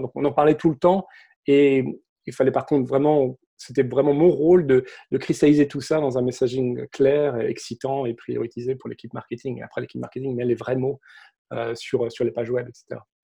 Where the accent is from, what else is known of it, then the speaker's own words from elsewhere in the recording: Saint-Brieuc, Brittany, France; moved away as an adult; also born or lived in Cupertino, California; now in Silicon Valley, United States; je suis breton d'origine. Je grandis à Saint-Brieuc, Côte-du-Nord à l'époque